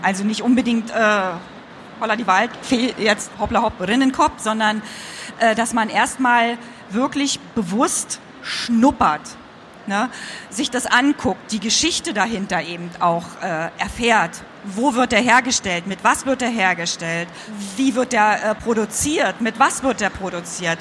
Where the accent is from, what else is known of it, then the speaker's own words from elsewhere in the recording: East Germany, Germany; ich bin ja Ostkind, also im Osten aufgewachsen